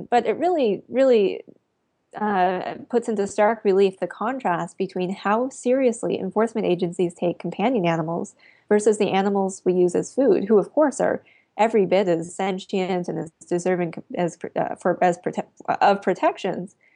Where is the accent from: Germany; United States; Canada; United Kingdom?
Canada; Eastern Canada; That's right. And in fact, the seal slaughter is one of my first early memories of caring about animals.